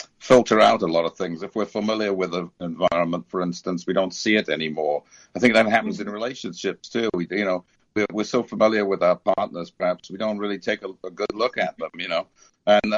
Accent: United Kingdom; now in United States; when I was a kid and growing up in Britain

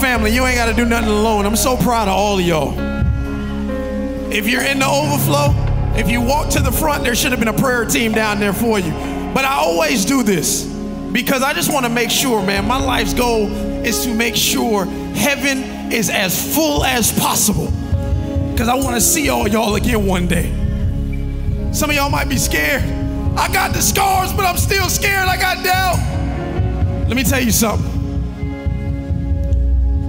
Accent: Carroll City, United States; I'm from Carroll City.

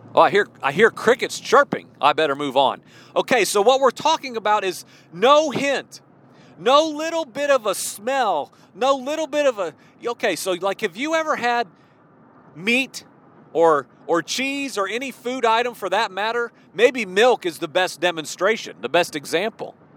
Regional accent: Illinois, United States; moved away as an adult; also born or lived in Midwest / Virginia; now in southwestern Virginia, United States; I spent 20 some years in the Midwest. You know, I grew up in Illinois

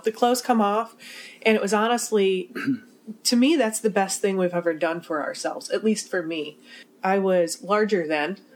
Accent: Midwest, United States; we're from the Midwest.

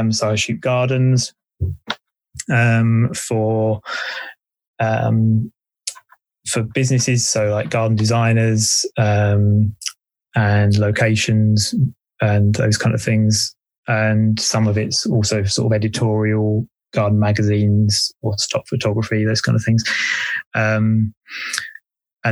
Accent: Essex, East of England, United Kingdom; also born or lived in Wales; now in Bristol, United Kingdom; I grew up in Essex

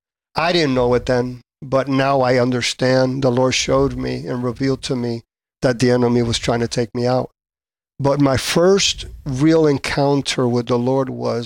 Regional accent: Adjuntas, Puerto Rico; Well, I was born in Puerto Rico, Adjuntas, Puerto Rico.

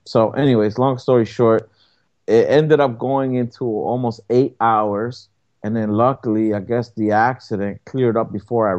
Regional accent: New York City, New York, United States; now in New Jersey, United States; I'm a city boy. I was born and raised in Brooklyn, New York, you know, and when I first moved out of New York, I ended up moving to a smaller city, and then from there, I ended up coming back to Jersey, which is a bigger city.

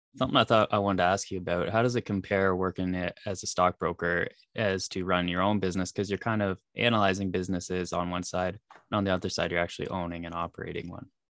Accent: Canada; I'm Canadian

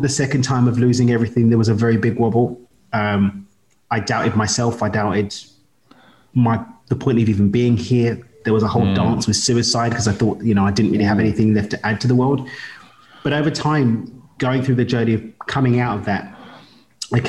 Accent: London, United Kingdom; moved away; I'm from East London in the UK, but I call Carbo home

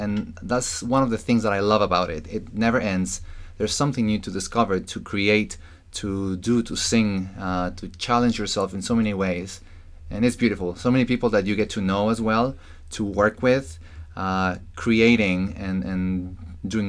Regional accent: Mexico; moved away as an adult; now in New York, United States; I am from Mexico. I was born and I grew up there, and I moved to New York 7 years ago.

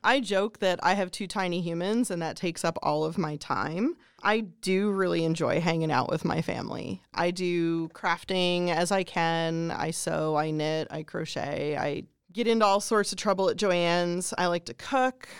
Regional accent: Pennsylvania, United States; moved away as an adult; now in Greene County, United States; I grew up in Pennsylvania

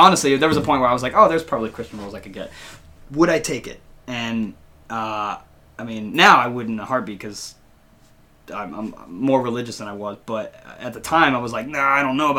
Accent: the South, United States; growing up in the South

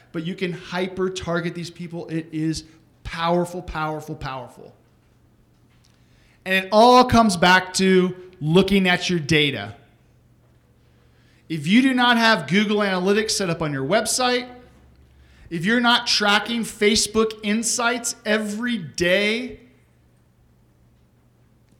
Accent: Texas, United States; I'm from Texas

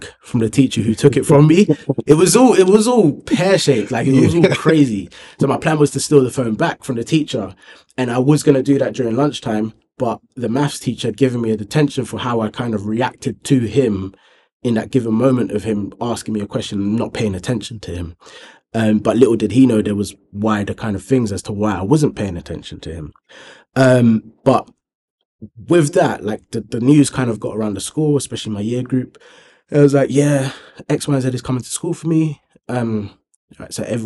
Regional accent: Thornton Heath, London, United Kingdom; growing up in Thornton Heath

